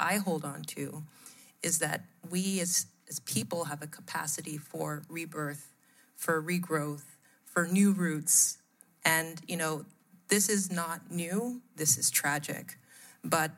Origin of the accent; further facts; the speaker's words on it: United States; moved away as an adult; also born or lived in Nigeria / Europe; My family moved to the U.S. When I was quite young